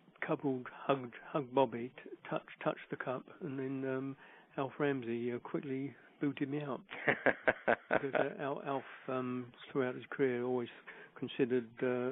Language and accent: English; London, United Kingdom; I'm the kid from Cable Street. I grew up in the East End